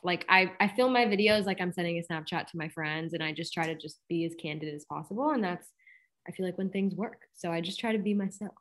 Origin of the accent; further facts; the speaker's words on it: Boston, Massachusetts, United States; moved away; go back to my hometown